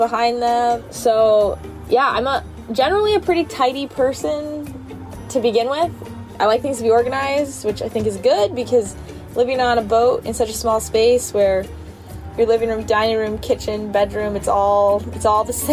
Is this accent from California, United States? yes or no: no; Idaho, United States; moved away as an adult; now in Detroit, United States; I grew up in Idaho